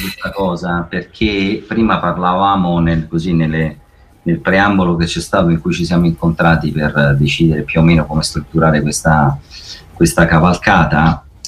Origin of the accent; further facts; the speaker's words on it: Italy; io da italiano ho a cuore il mio paese